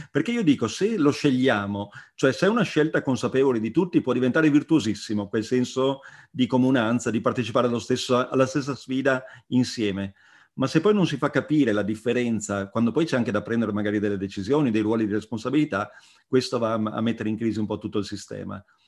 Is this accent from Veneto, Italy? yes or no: yes; Treviso area, Veneto, Italy; io da Trevigiano